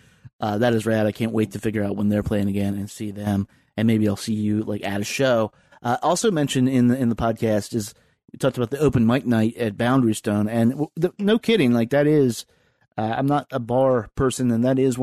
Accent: the South, United States; also born or lived in Richmond; now in Washington, D.C., United States; I grew up in the South

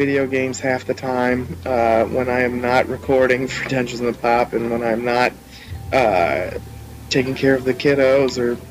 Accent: Charleston, South Carolina, United States; also born or lived in Orangeburg, South Carolina; So, I am 28. I am originally from Charleston, South Carolina. I live outside of Orangeburg, South Carolina at the moment.

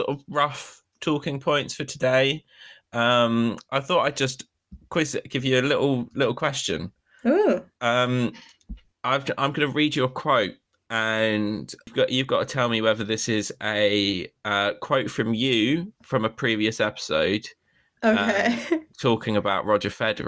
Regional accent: United Kingdom; as a Brit

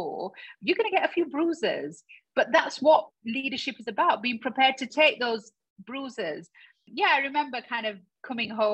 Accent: Dewsbury, Yorkshire and the Humber, United Kingdom; I want to stand back in Dewsbury where I was born and raised

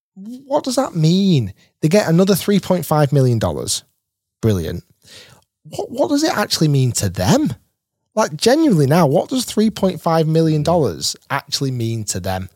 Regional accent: Manchester, North West England, United Kingdom; I was born in Manchester

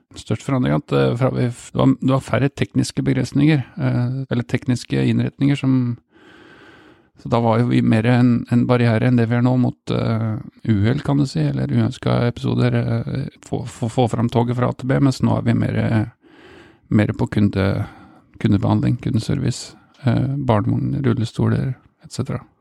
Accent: Steinberg, Buskerud, Norway; also born or lived in Drammen; jeg vokste opp på Steinberg, stasjons, et lite stasjonssted mellom Hokksund og Mjøndalen.

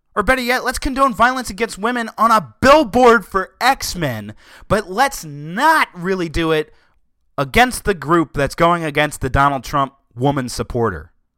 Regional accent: Southern, United States; accent: Southern; my Southern accent

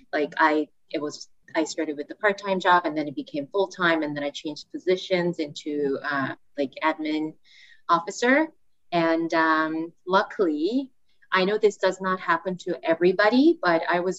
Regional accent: South Korea; English is a second language; moved away as an adult; also born or lived in Seattle, United States; now in Canada; So I'm originally from Korea. I was born and raised there. And I moved to Canada in 2014. So that's about 8 years ago.

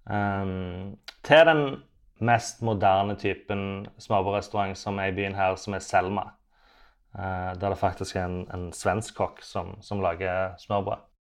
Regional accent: Sandnes, Rogaland, Norway; also born or lived in Oslo, Norway; now in Copenhagen, Denmark; jeg er fra Sandnes, men nå har jeg ikke bodd i Sandnes da på 18 år.

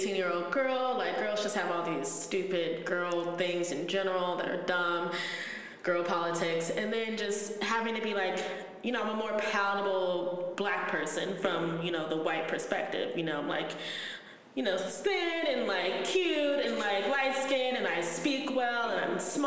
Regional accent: Cleveland, Ohio, United States; also born or lived in Orange, Ohio / Miami; lived in Cleveland, and we lived in the city as when I was a kid

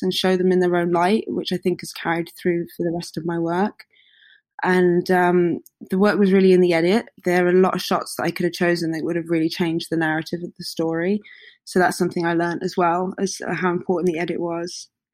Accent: Hertfordshire, East of England, United Kingdom; I grew up just outside of London uh, in Hertfordshire

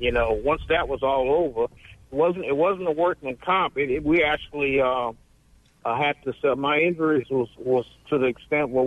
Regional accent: New Orleans, Louisiana, United States; now in Hattiesburg, United States; I'm from Louisiana, from New Orleans, but I've been here in Hattiesburg a while

